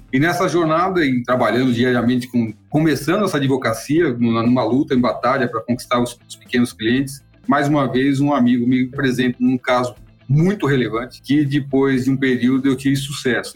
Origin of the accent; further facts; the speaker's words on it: São Paulo, Brazil; eu nasci na periferia de São Paulo. Na verdade, eu nasci no Hospital Municipal da Lapa, mas a minha família, meus pais nesse momento moravam em Pirituba